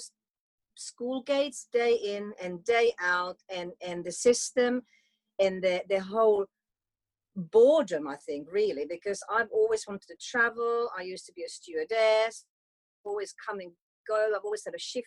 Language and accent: English; Finland; moved away; also born or lived in United Kingdom; I'm from Finland